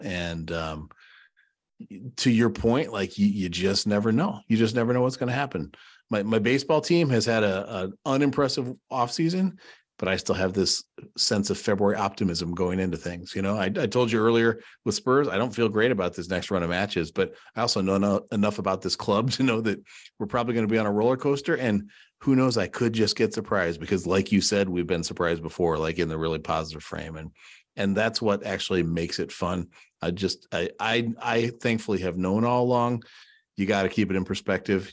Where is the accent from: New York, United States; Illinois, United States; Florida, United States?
Illinois, United States; Chicago; kid growing up in Chicago